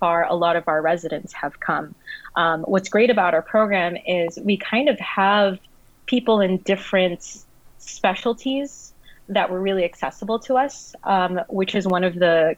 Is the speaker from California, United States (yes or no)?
yes; Southern California, United States; I am from Southern California